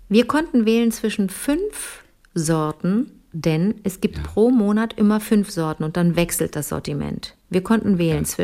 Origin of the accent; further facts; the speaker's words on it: Cologne, North Rhine-Westphalia, Germany; da komme ich aus Köln und komme mir so vor wie, so, wie die Trine vom Land